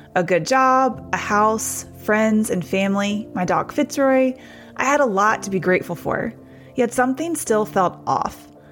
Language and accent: English; Hendersonville, Tennessee, United States; I was a kid growing up in Hendersonville, Tennessee, just north of Nashville